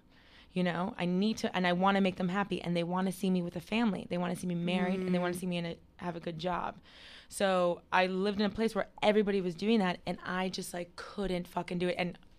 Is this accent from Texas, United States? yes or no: no; Miami, Florida, United States; I grew up in Miami, Florida. Yeah, please. It's hot all year round.